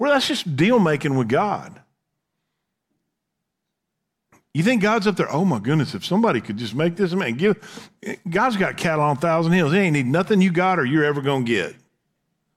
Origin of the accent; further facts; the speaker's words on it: Texas, United States; we would say here in Texas